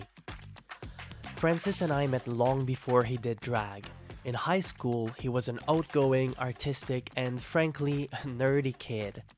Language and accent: English; Trois-Rivières, Quebec, Canada; my hometown of Trois-Rivières